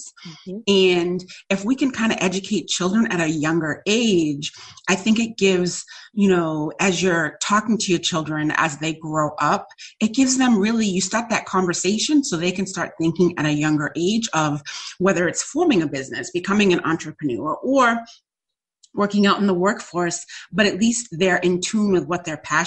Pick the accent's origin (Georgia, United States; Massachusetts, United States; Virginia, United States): Massachusetts, United States; also born or lived in New York; I came back to Massachusetts